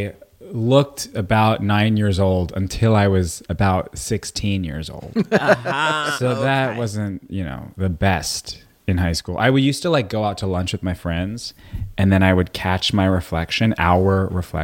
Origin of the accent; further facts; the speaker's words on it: Woodmere, New York, United States; also born or lived in Brooklyn, New York; But when we were six, we moved to Long Island.